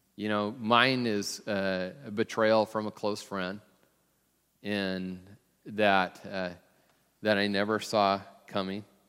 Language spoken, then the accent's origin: English; Tacoma, Washington, United States; I'm from Tacoma